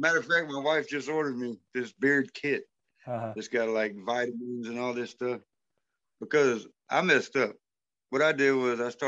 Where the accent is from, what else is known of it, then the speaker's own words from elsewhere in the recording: the South, United States; I'm from the South